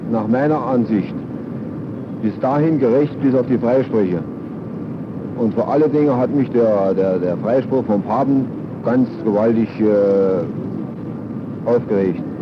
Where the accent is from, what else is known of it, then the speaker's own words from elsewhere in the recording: Germany; was wir als Deutsche